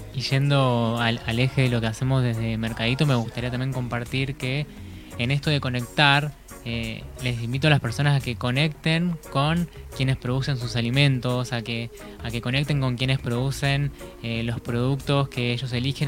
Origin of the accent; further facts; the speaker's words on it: La Plata, Buenos Aires Province, Argentina; now in Gualeguaychú, Argentina; soy nacido en La Plata